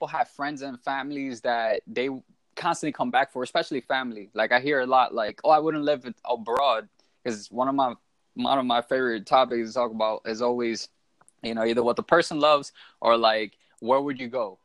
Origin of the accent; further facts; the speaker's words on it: New York City, New York, United States; moved away as an adult; also born or lived in Orlando, Florida; I was born and raised in the Bronx.